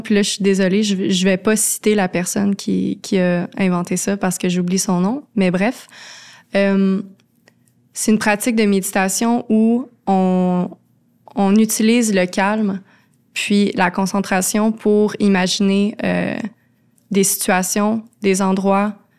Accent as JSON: {"language": "French", "area": "Laurentides", "region": "Quebec", "country": "Canada", "tie": "born or raised there", "also_born_or_lived": "Montreal", "moved": "as an adult", "said": "j'ai grandi dans les Laurentides, j'étais toujours en nature"}